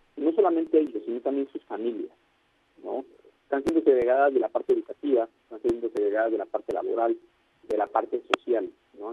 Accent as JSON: {"language": "Spanish", "country": "Mexico", "said": "somos mexicanos todos"}